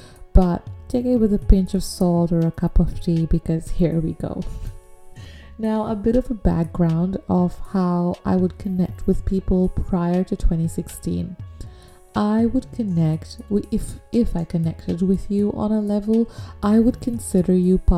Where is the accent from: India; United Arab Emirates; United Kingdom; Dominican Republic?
United Arab Emirates; growing up in Dubai, even though you're Bangladeshi, I feel like there are some very distinct cultural differences